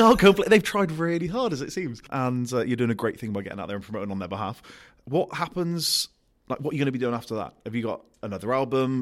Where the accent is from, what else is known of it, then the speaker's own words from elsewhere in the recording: Gloucester, South West England, United Kingdom; I'm from Gloucester